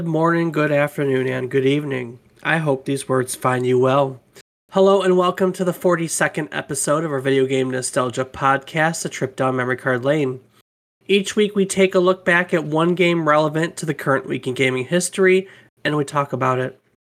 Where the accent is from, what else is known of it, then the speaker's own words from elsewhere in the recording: United States; we're American